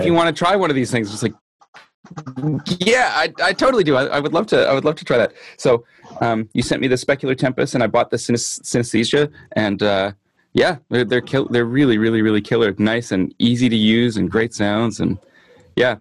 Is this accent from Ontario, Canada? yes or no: no; Winnipeg, Manitoba, Canada; i am a singer songwriter guitar player from winnipeg manitoba canada